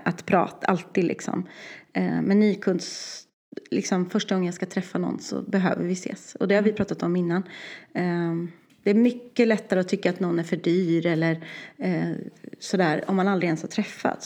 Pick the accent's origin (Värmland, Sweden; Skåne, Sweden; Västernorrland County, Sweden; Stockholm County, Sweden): Värmland, Sweden